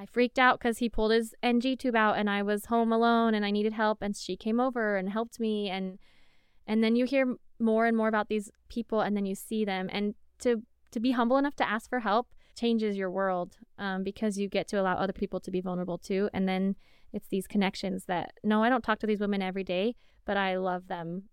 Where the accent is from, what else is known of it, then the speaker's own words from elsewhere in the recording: Arizona, United States; I'm from Arizona.